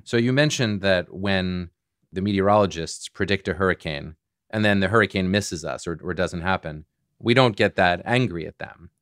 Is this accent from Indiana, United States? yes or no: no; Boston, Massachusetts, United States; I'm from Boston